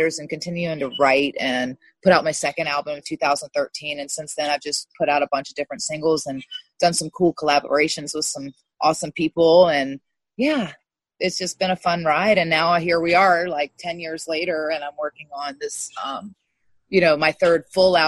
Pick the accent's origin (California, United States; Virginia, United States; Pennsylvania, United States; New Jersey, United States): Virginia, United States; Montpelier; I'm from Virginia. I grew up in a small town outside of Richmond, Virginia, Montpelier, Virginia.